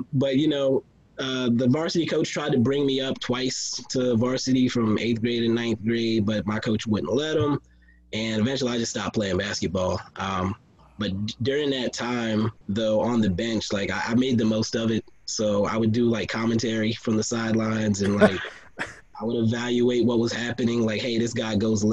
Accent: Texas, United States; I was growing up in Texas

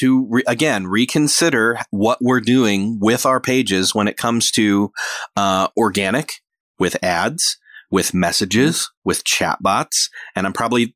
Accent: Rochester, New York, United States; moved away; that's only like an hour and a half from my hometown of Rochester, New York, back home in New York

